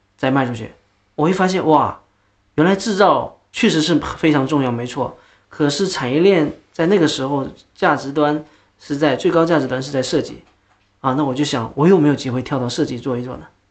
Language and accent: Chinese; Lesser Khingan Mountains, Northeast China, China; accent: Northeastern (Dongbei); moved away; also born or lived in Changchun, Jilin; 其实我出生在一个东北的一个小西安岭、小小林场里面、小山村里面